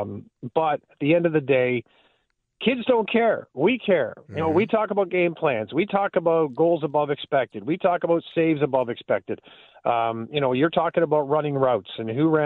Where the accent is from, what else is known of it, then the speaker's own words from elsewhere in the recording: Southern Ontario, Canada; moved away; a guy growing up in Southern Ontario